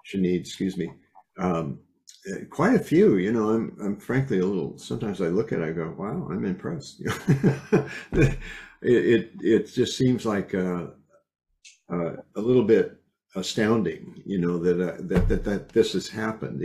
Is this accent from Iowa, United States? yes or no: yes; Iowa, United States; I was raised in Iowa